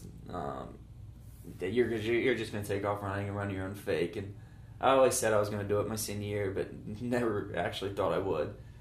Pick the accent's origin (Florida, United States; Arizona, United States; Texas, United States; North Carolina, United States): North Carolina, United States; Greenville; I'm from Greenville, North Carolina, and I grew up in the student section of ECU